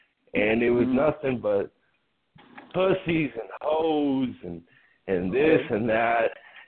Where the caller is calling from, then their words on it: Big Spring, Texas, United States; I'm calling from Big Spring, Texas